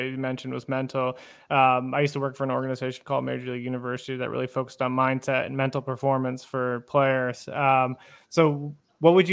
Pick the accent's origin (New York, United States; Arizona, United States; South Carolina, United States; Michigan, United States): Arizona, United States; I grew up in Arizona